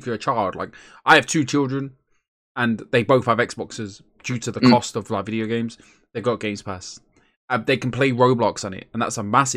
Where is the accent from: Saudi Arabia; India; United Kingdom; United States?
United Kingdom; England; I'm English